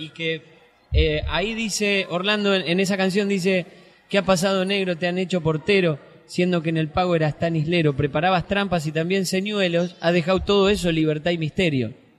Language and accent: Spanish; Santa Fe, Argentina